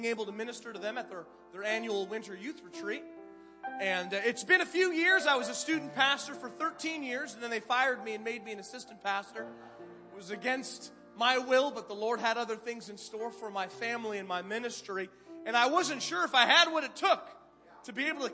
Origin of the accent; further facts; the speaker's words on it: Canada; moved away as an adult; I was a first-time youth pastor, a Canadian immigrant. Yes, I'm from Canada.